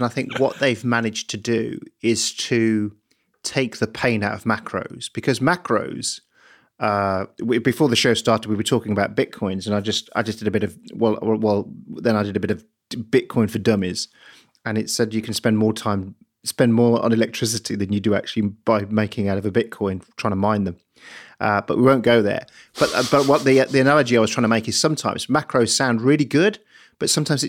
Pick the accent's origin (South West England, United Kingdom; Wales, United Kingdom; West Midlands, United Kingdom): West Midlands, United Kingdom; Birmingham; I'm from Birmingham.